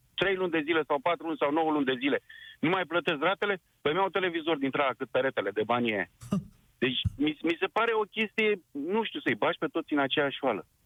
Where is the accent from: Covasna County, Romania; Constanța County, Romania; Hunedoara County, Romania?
Constanța County, Romania; Constanța; sunt din Constanța